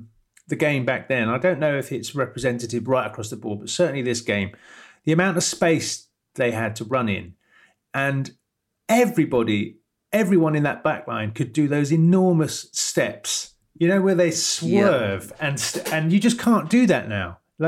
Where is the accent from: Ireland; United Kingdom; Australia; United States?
United Kingdom; London; moved away as an adult; now in North London, United Kingdom; I'm from Wimbledon.